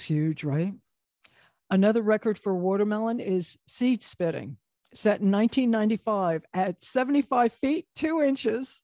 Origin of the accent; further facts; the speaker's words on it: New Jersey, United States; we're from New Jersey